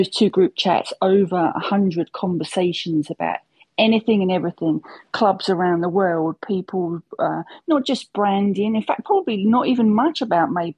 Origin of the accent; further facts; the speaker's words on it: United Kingdom; I'm old and I'm British.